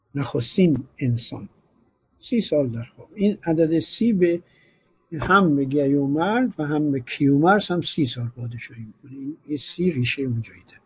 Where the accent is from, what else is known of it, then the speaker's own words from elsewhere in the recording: Iran; ما چون ایرانی هستیم